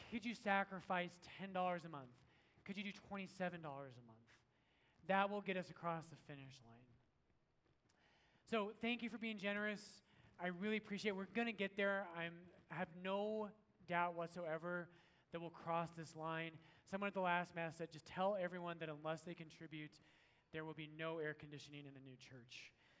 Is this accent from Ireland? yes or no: yes; Ireland; And I'm Irish and we don't like British people, so I'm like, yes, like, let's go fight him right now.